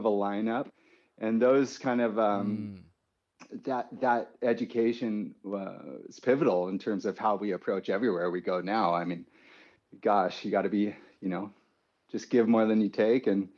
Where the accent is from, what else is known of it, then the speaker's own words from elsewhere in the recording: San Clemente, California, United States; also born or lived in Capistrano Beach; we grew up in San Clemente. Well, Kapa Beach originally.